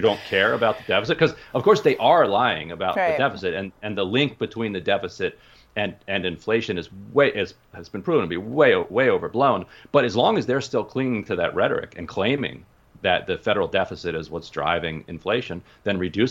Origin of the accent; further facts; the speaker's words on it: Pennsylvania, United States; I was born in Pennsylvania.